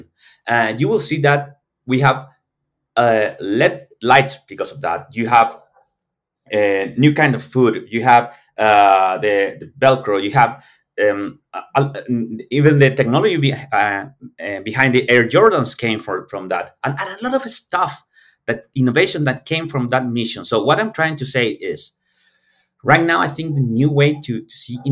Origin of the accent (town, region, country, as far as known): Chile